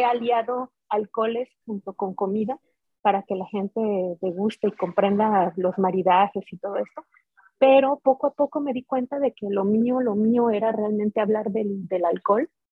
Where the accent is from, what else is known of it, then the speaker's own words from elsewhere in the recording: Guadalajara, Jalisco, Mexico; moved away as an adult; yo vengo de Jalisco, de Guadalajara